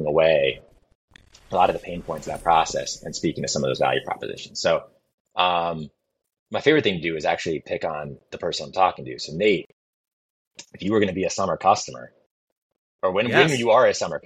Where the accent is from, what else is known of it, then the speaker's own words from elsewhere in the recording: New England, United States; I grew up in New England